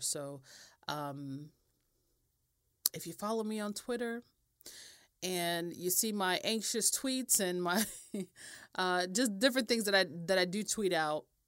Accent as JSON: {"language": "English", "country": "United States", "said": "I'm American"}